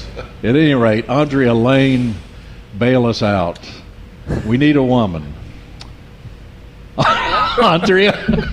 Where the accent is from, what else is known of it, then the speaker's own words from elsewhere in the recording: Nash County, North Carolina, United States; We have cotton and peanuts and tobacco. Or we did when I was growing up in Nash County and to the east